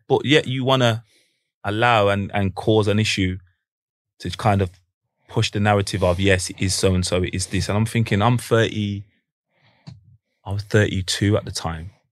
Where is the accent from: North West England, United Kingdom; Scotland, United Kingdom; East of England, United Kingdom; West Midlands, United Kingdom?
North West England, United Kingdom; Manchester; we're from Manchester